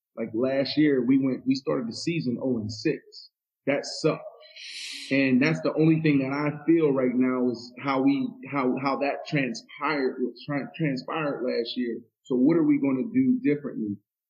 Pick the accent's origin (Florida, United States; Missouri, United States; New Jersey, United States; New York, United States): Florida, United States; Miami; I grew up in Miami.